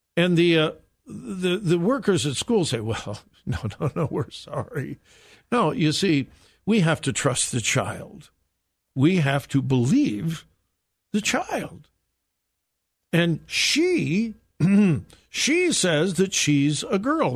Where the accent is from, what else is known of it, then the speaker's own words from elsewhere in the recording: Southern California, United States; moved away; I am from California, born and raised in Southern California. That's my home state